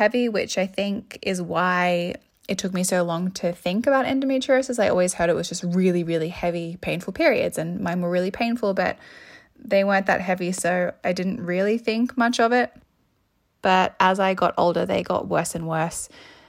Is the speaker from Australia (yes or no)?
yes; Sydney, New South Wales, Australia; I'm 24 and I'm from Sydney, which is Gadigal land